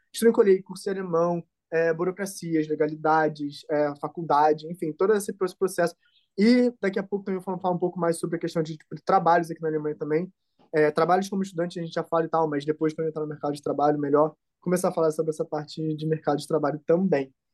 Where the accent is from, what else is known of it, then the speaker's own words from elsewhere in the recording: Rio de Janeiro, Brazil; moved away as an adult; now in Germany; eu sou do Rio, né? Então é uma cidade grande.